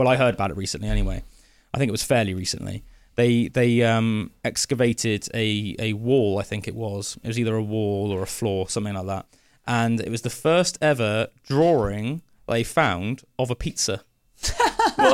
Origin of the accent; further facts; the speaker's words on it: United Kingdom; how often as British people do we hear the word London? It's our capital city.